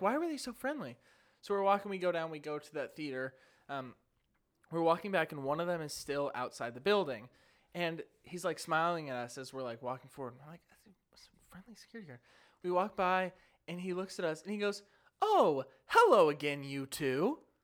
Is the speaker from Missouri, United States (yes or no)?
yes; St. Louis, Missouri, United States; I'm from Saint Louis